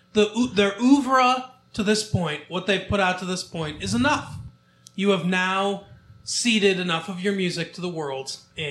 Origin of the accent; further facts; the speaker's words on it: the South, United States; Like I'm from the South.